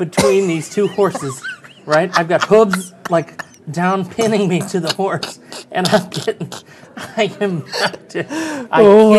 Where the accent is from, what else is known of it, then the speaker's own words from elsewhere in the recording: Oklahoma, United States; I grew up in Oklahoma.